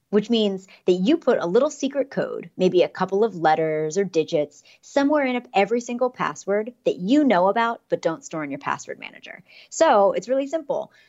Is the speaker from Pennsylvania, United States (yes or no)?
yes; Pittsburgh, Pennsylvania, United States; now in San Francisco, United States; I grew up in Pittsburgh, Pennsylvania